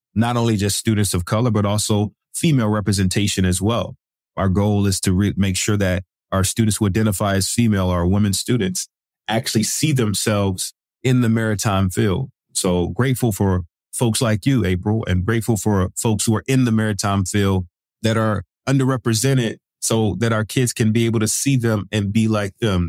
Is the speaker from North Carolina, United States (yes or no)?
yes; Rocky Mount, North Carolina, United States; now in Seattle, United States; I'm originally from North Carolina, Rocky Mount to be exact. I grew up there